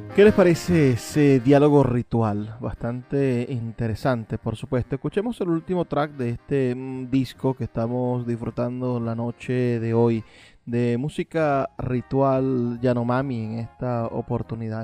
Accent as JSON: {"language": "Spanish", "country": "Venezuela", "said": "nosotros los venezolanos"}